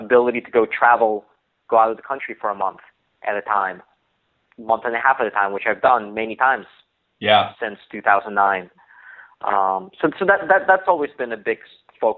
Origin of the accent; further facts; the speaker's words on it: Virginia, United States; I moved back to my hometown, my home state of Virginia